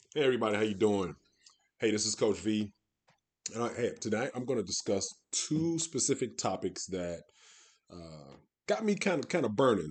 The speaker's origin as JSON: {"language": "English", "town": "Detroit", "region": "Michigan", "country": "United States", "tie": "born or raised there", "also_born_or_lived": "West Coast", "moved": "as an adult", "said": "I'm born and raised, um, from Detroit, um, and then moved out to the West Coast over twenty years ago"}